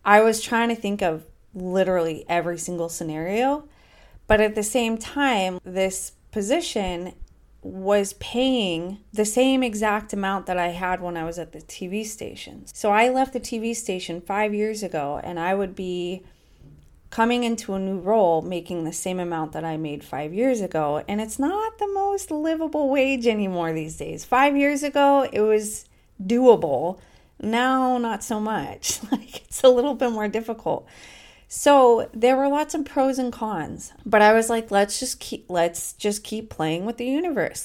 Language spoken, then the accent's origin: English; United States; moved away as an adult; now in Portugal; as an American in Europe